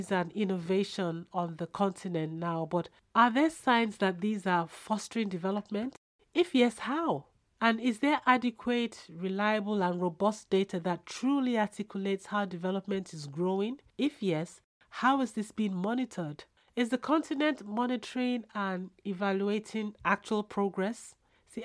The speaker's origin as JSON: {"language": "English", "town": "Jos", "region": "Plateau", "country": "Nigeria", "tie": "born or raised there", "also_born_or_lived": "Ogbomoso, Oyo State", "said": "We eventually settled down and lived in a place called Jos, as the weather was almost the same as the British weather"}